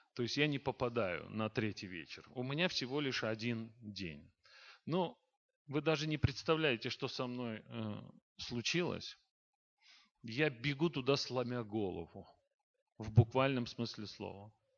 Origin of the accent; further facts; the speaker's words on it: Baku, Azerbaijan; я родился и вырос в Баку, а это столица Азербайджана